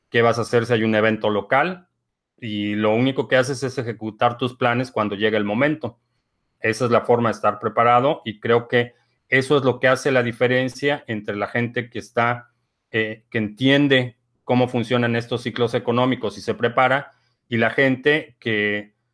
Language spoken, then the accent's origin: Spanish; Venezuela; parece que en mi país, Venezuela, pretenden eso.